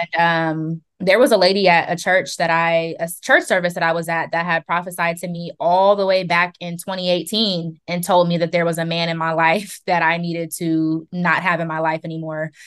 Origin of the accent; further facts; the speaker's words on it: Columbus, Ohio, United States; I am from Columbus, born and raised